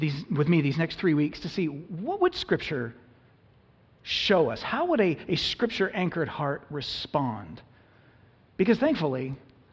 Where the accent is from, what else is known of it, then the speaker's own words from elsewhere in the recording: United States; us as modern American Christians